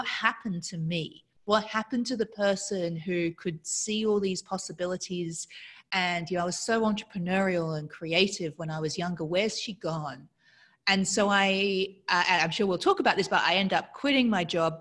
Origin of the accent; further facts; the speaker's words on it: Australia; accent: weird accent; I grew up in Australia with an English father, a Mauritian, French-speaking Mauritian mother in a conservative town in Australia